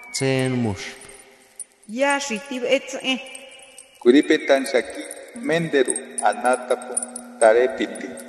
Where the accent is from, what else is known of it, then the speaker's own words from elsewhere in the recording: González Ortega, Hidalgo, Mexico; first language Otomi; Spanish is a second language; Soy originario de González Ortega del municipio de Santiago de Anaya, en el estado de Hidalgo. Soy hablante de la lengua ñañú, de la variante del Valle del Mezquital